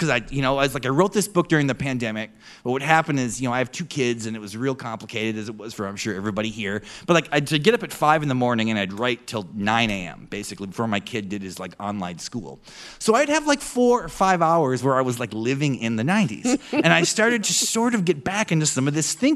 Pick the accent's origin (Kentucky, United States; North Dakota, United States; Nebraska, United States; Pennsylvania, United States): North Dakota, United States; moved away; also born or lived in Ohio; I came from North Dakota and then lived kind of in suburban Ohio